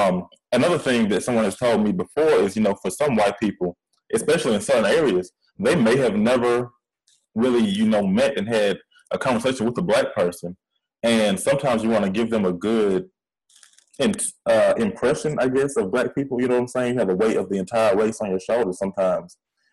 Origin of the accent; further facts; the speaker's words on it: Atlanta, Georgia, United States; accent: country; also born or lived in Louisiana; I lived in Louisiana for a good chunk of time, especially when I was younger, even though I am from Atlanta.